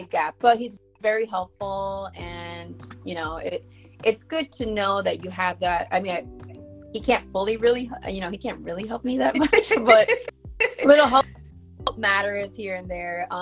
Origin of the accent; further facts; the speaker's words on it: Jersey City, New Jersey, United States; moved away as an adult; now in Connecticut, United States; I'm originally from Jersey. I'm a Jersey girl